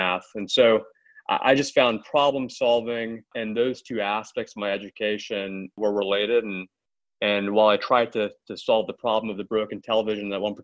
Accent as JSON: {"language": "English", "region": "Maryland", "country": "United States", "tie": "born or raised there", "also_born_or_lived": "Germantown, Maryland / Potomac, Maryland", "said": "I grew up in Maryland, one of two siblings in a suburb of D.C., about 20 miles north of Washington, D.C."}